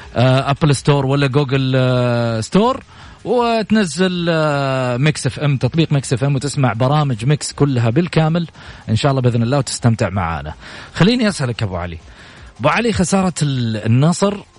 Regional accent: Saudi Arabia; كسعوديين وسعوديات

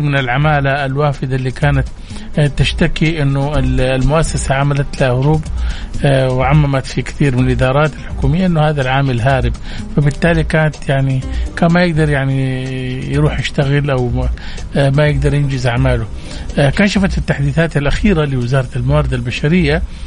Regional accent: Saudi Arabia; عندنا في السعودية

